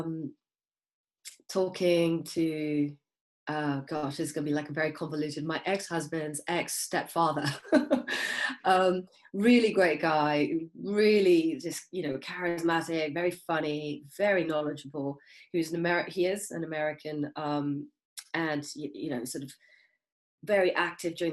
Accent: Kenya; I was born in Kenya

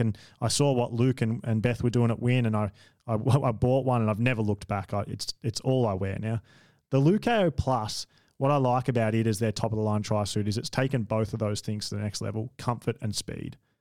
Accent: Australia; I'm an Australian

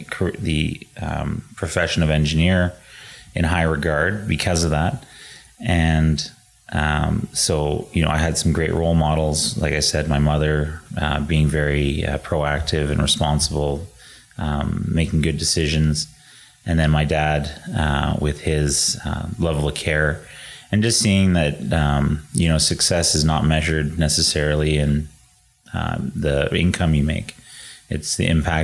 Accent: Edmonton, Alberta, Canada; we started growing up in Edmonton

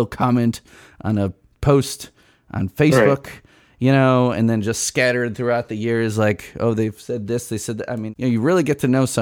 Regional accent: Chicago, Illinois, United States; moved away; also born or lived in Bloomington; we're both from Chicago.

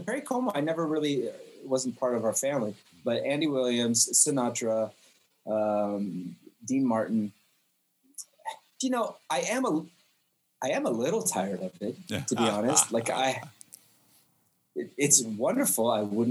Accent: Jerusalem, Jerusalem District, Israel; also born or lived in Canada; I'm Canadian. I was born there. I moved to Israel when I was 4 years old. And I actually grew up on a street called Bethlehem Road in Jerusalem.

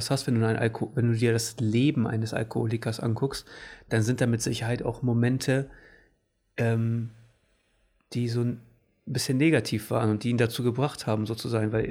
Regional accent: Portugal; Ich, ich, ich bin Portugiese

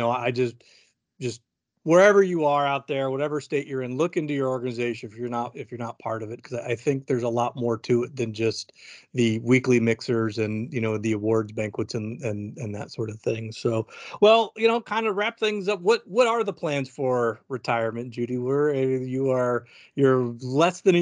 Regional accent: California, United States; now in Arizona, United States; I grew up in California

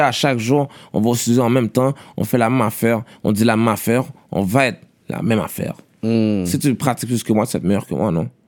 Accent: Montreal, Quebec, Canada; Je viens de Québec, là. Je viens de Montréal

